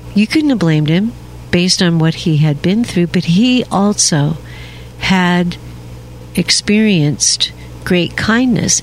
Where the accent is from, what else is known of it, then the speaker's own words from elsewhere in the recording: Seattle, Washington, United States; now in Alabama, United States; I was born and raised in Seattle, Washington